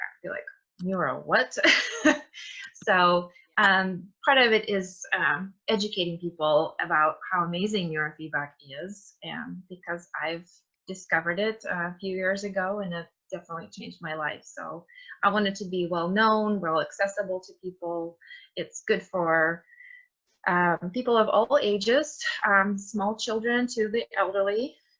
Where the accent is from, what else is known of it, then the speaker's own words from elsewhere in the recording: Russia; English is a second language; Yeah, it's Russian. I'm from Russia.